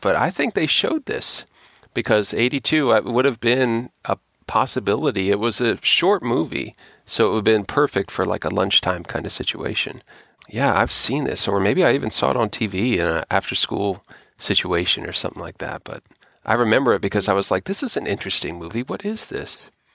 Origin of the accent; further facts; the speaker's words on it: Florida, United States; growing up in Florida where I did